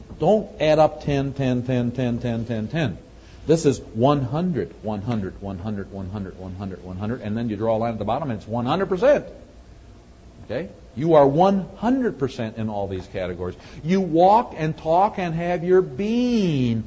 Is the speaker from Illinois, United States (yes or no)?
no; Wisconsin, United States; moved away; I'm from Wisconsin originally